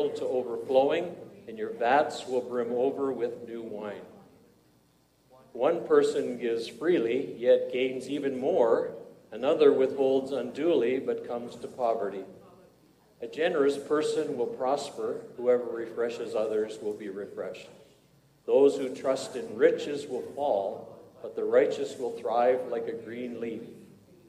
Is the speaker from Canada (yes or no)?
yes; Parry Sound, Ontario, Canada; I went to Parry Sound, my hometown, where I was never a Christian